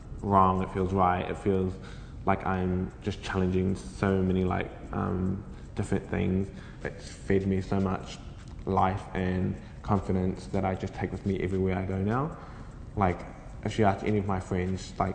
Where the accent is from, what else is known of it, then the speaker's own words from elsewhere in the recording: Kaikohe, Northland, New Zealand; I grew up mostly in Kaikohe